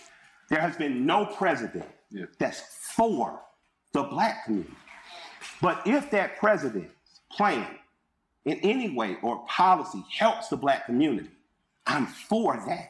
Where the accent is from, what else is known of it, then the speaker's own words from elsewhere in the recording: Atlanta, Georgia, United States; I'm from Atlanta. So people had to learn how to cooperate here.